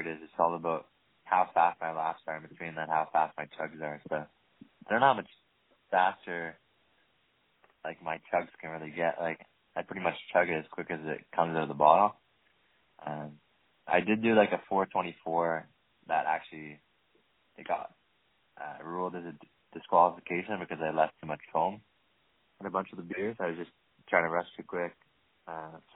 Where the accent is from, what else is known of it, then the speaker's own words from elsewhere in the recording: Windsor, Ontario, Canada; I grew up in Windsor, Ontario, right across the border from Detroit.